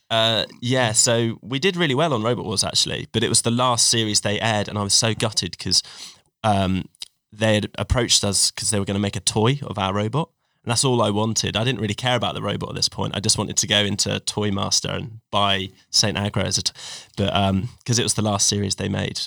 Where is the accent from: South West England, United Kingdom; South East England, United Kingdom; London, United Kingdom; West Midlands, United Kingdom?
South West England, United Kingdom; Cornwall; also born or lived in Sheffield; grew up in Cornwall